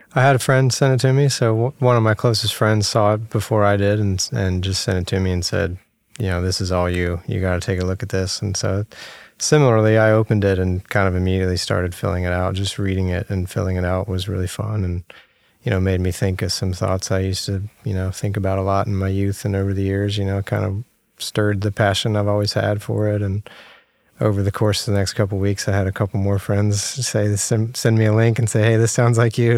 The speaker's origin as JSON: {"language": "English", "town": "Virginia Beach", "region": "Virginia", "country": "United States", "said": "I'm from Virginia, Virginia Beach"}